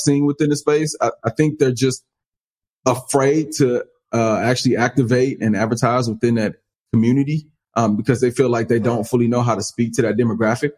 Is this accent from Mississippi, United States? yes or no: no; Dallas, Texas, United States; my hometown, Dallas